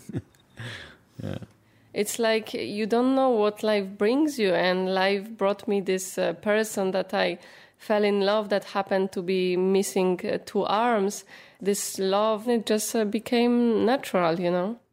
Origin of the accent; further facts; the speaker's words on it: Poland; moved away as an adult; also born or lived in France; now in Lyon, France; I am originally from Poland. I moved to France 10 years ago